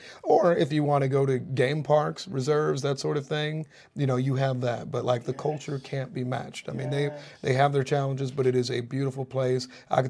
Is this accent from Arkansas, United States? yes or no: no; Kansas City, Missouri, United States; also born or lived in St. Louis / New York State; I'm born and raised in Kansas City.